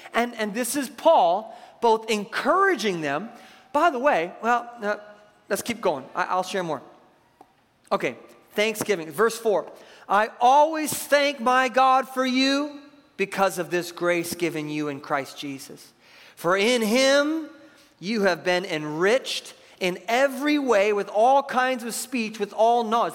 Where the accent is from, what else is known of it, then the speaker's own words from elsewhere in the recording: Seattle, Washington, United States; I grew up in Seattle